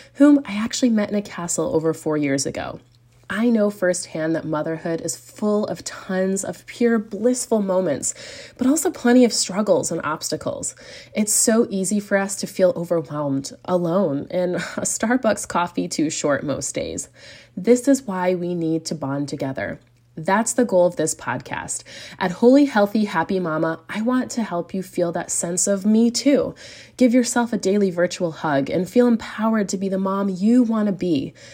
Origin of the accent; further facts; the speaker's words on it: United States; moved away as an adult; now in Europe; I'm also an American mama raising a family in Europe